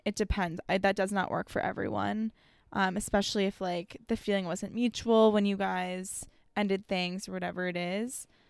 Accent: South Florida, United States; growing up in South Florida

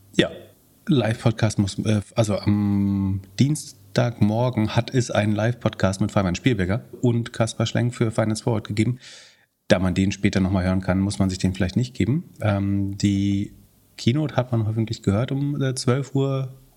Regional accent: Mecklenburg-Vorpommern, Germany; ich habe mir tatsächlich, tatsächlich drei Autohäuser in Mecklenburg-Vorpommern besessen

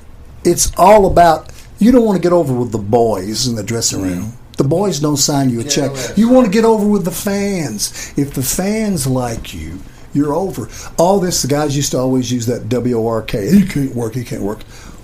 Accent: Kentucky, United States; I'm from Kentucky.

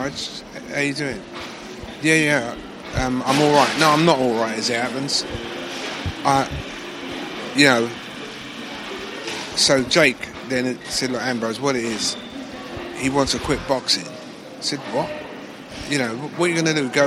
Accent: London, United Kingdom; accent: Cockney; I'm a Cockney

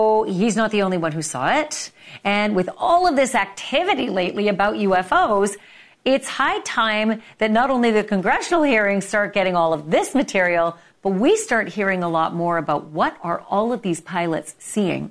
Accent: Canada; I'm from Canada

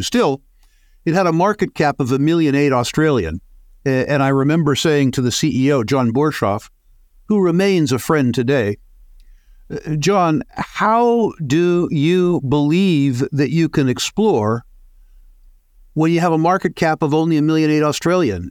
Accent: United States; being an American

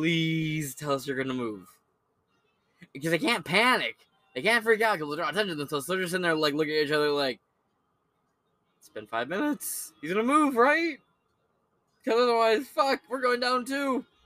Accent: Bronx, New York, United States; I grew up in the Bronx. You ain't fucking with me.

